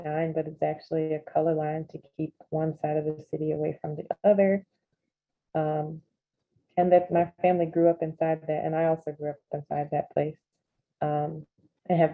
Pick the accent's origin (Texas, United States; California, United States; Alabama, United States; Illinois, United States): Alabama, United States; Fairfield; moved away as an adult; now in Minnesota, United States; I grew up in Fairfield, Alabama. I moved to Minnesota about 8 years ago